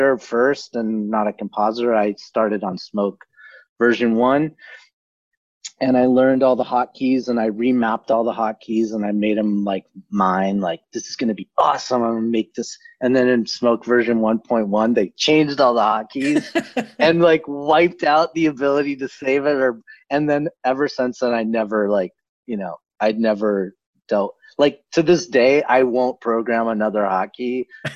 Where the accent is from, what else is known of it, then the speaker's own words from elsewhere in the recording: Boulder, Colorado, United States; moved away as an adult; now in Los Angeles, United States; I lived in Boulder. I'm from Boulder